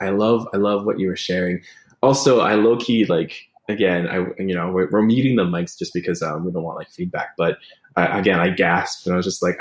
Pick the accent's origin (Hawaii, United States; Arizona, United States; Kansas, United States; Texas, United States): Hawaii, United States; growing up in Hawaii, right, a colony of the United States